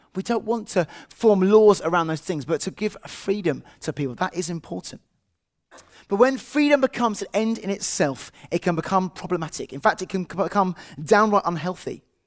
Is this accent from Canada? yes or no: no; England, United Kingdom; as an English person